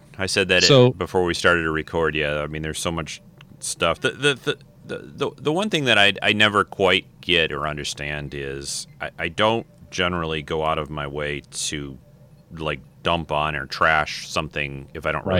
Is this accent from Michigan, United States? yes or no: yes; Detroit, Michigan, United States; I grew up in Detroit